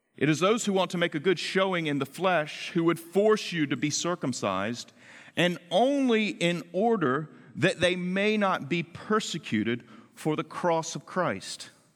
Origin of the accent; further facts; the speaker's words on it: the South, United States; moved away; also born or lived in Washington, D.C.; I grew up in the South where khaki pants are part of a uniform that you conform